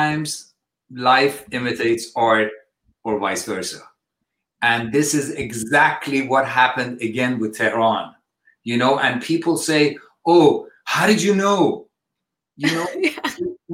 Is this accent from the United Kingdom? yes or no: no; Switzerland; also born or lived in Iran; now in United States; I've been away since I was 2 years old, I was in Switzerland and I was schooled and everything